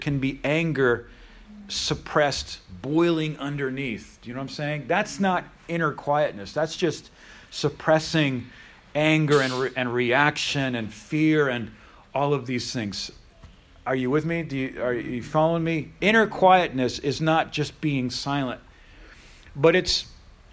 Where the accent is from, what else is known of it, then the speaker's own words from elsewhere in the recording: Pennsylvania, United States; I'm from Pennsylvania.